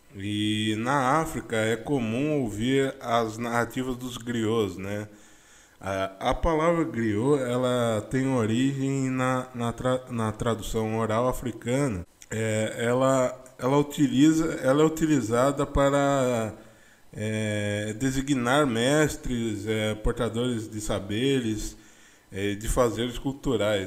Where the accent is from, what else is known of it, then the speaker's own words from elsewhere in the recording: interior of São Paulo, Brazil; eu sou do interior de São Paulo